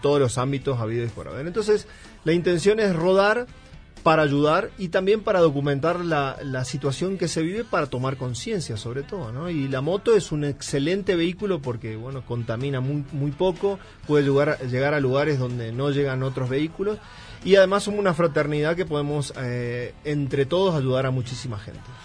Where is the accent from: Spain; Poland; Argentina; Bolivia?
Argentina; northern Argentina; moved away as an adult; now in Mexico; yo soy, bueno, argentino, soy del norte de Argentina, pero ya llevo eh, casi ocho años en México